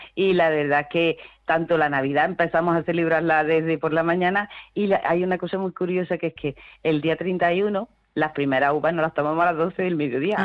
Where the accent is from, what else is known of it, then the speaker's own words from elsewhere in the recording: Córdoba, Andalusia, Spain; also born or lived in Cabra; yo no soy de Morente, realmente, yo soy de Córdoba. Vamos, yo soy de, yo soy de Cabra, pero he vivido toda mi vida en Córdoba